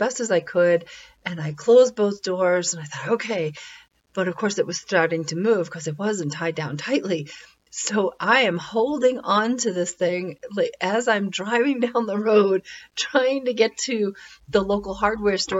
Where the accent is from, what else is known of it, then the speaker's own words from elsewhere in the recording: New Hampshire, United States; moved away; I grew up in New Hampshire, and it's a great little state